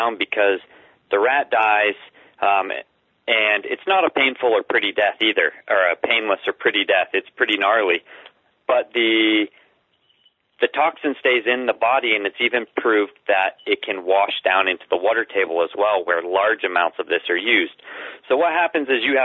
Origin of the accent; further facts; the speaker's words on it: the South, United States; I grew up in the South in the real religious community